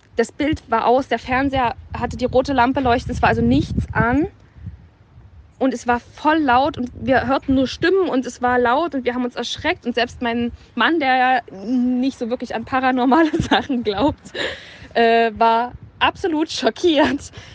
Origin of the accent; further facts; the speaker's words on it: Dresden, Saxony, Germany; ich komme aus Dresden